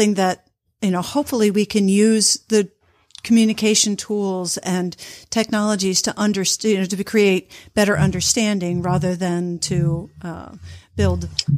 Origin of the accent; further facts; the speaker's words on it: United States; moved away as an adult; also born or lived in Boston / Malmö, Sweden; I'm American born